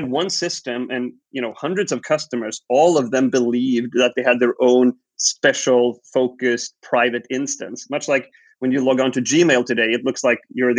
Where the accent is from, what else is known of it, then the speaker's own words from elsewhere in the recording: Sweden; I was born and raised in Sweden, grew up here